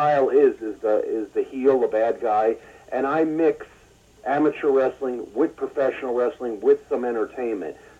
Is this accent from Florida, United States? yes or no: yes; Florida, United States; my home state of Florida